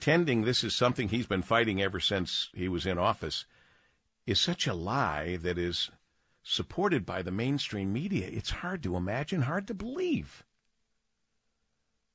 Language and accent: English; Monroe, Michigan, United States; new business, first of its kind, in my hometown.